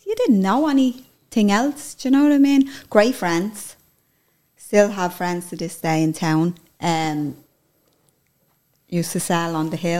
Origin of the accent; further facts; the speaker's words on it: Dublin, Leinster, Ireland; also born or lived in Blessington Street, Dublin; now in Ballymun, Ireland; I'm originally from Avondale Flats. And we moved up to Blessington Street when I was about 15, I'd say.